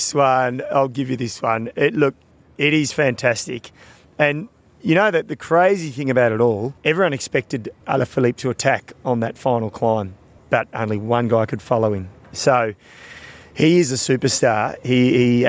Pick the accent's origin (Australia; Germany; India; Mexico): Australia; as an Australian